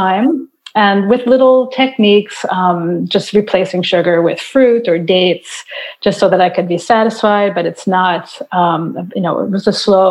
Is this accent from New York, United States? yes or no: yes; New York, United States; now in Montreal, Canada; I live in Montreal, Quebec. I'm originally from New York